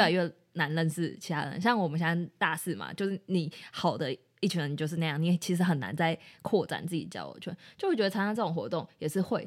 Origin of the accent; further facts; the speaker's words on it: Taiwan; 我们是台湾人